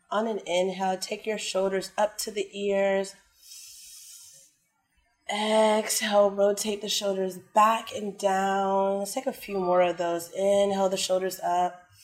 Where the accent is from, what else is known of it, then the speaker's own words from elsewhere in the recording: Washington, District of Columbia, United States; moved away as an adult; now in Thailand; I'm from Washington, D.C., and I've been living here for a year and seven months.